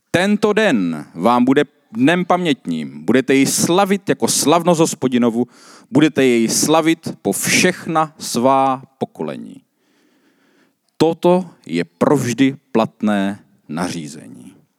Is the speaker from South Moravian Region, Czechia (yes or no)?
yes; South Moravian Region, Czechia; já jsem z Jižní Moravy